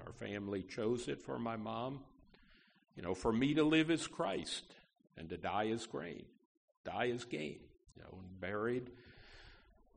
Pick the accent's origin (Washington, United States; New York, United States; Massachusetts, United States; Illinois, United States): New York, United States; Schenectady; now in Opelousas, United States; Schenectady, New York, my hometown